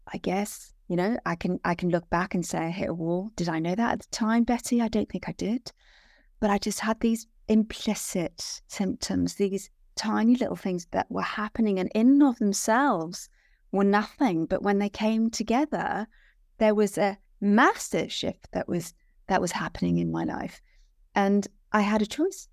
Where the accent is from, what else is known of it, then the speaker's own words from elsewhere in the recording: Wales, United Kingdom; I'm, I'm born and bred Welsh, so I'm Welsh